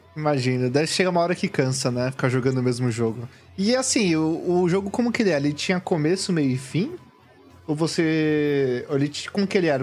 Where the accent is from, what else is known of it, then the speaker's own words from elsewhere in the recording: São Paulo, Brazil; eu sou daqui da Zona Sul